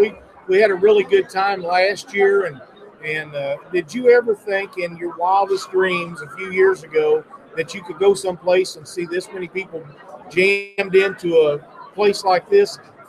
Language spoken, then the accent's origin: English; Missouri, United States; my home state of Missouri